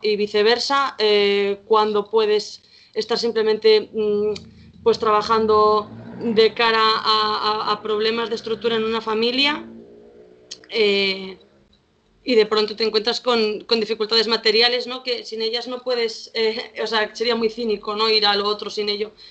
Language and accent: Spanish; Vigo, Galicia, Spain; soy aquí de Vigo